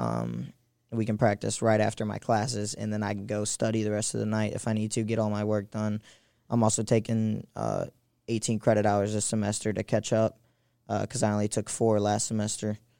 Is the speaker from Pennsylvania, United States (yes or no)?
no; St. Louis, Missouri, United States; I'm from Saint Louis